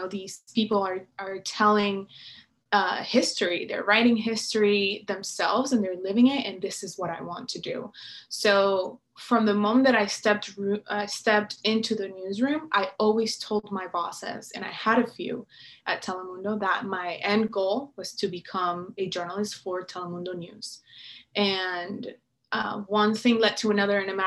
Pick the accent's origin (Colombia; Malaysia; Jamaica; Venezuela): Venezuela; moved away as an adult; now in United States; I was coming from Venezuela, which is where I was born and raised.